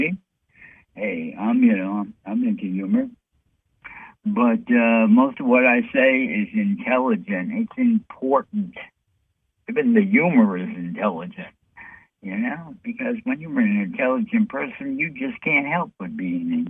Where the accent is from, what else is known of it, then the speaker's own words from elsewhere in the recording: New York City, New York, United States; I'm from New York City